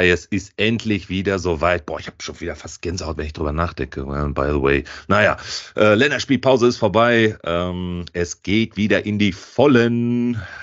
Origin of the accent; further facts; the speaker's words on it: Italy; Er ist nämlich in meinem Heimatland in Italien.